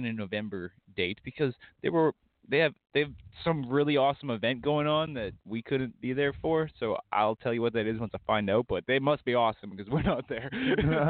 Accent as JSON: {"language": "English", "region": "British Columbia", "country": "Canada", "said": "we're from Canada. We live on a little island up in northwest Pacific."}